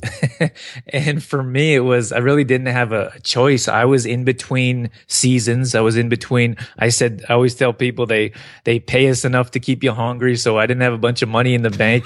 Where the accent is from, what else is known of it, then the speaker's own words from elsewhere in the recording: Canada; also born or lived in Northern California; I grew up here in Canada